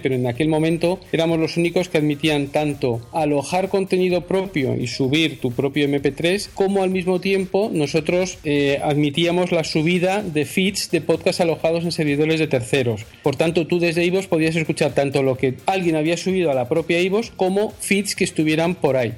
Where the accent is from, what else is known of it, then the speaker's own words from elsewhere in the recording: Spain; nosotros eh, eh, somos españoles